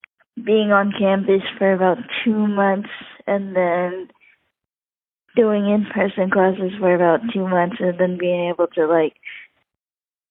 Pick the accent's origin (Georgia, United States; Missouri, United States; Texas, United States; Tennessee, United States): Tennessee, United States; Nashville; also born or lived in Bellevue, Tennessee / Brentwood, Tennessee / Thailand (ancestry); I was born in Nashville, Tennessee, but my family is originally from Thailand